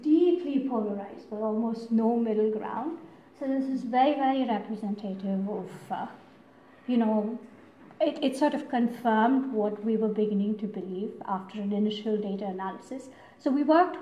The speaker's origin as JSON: {"language": "English", "country": "India", "first_language": "Tamil", "second_language": "English", "moved": "yes", "said": "I'm from India"}